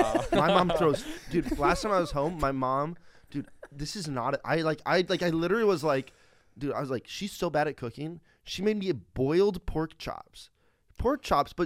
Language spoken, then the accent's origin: English; Iowa, United States; moved away; also born or lived in West Virginia; I grew up in Iowa.